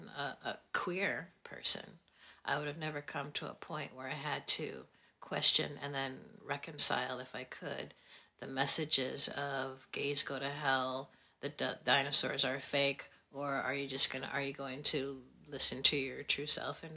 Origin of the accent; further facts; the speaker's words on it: Wisconsin, United States; I'm from Wisconsin